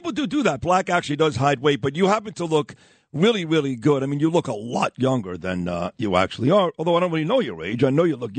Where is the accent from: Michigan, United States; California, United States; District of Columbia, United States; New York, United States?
New York, United States; New York City; born or raised there